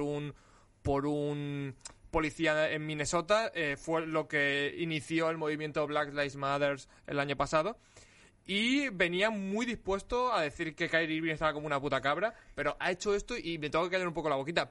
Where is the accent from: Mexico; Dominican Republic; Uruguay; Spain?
Spain; Alicante, Valencian Community; soy de Alicante y, yo no conozco la nieve